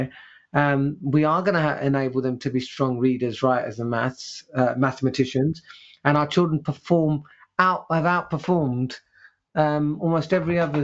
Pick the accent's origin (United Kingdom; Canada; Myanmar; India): United Kingdom; London; English is a second language; I was brought up in East Ham, which is in East London